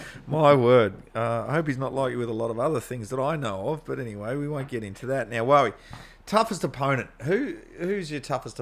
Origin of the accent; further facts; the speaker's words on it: Tasmania, Australia; moved away; Very boring place, Tasmania. You went to my hometown.